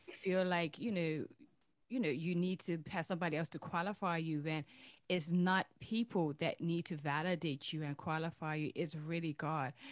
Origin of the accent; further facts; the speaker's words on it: Bermuda; I hail from Bermuda